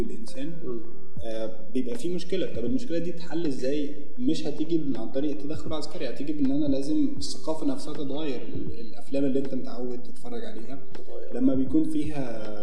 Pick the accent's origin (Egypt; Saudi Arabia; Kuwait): Egypt